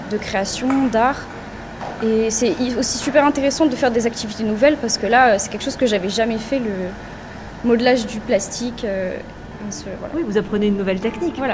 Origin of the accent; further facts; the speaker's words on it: near Orléans, Centre-Val de Loire, France; Moi, je viens de près d'Orléans.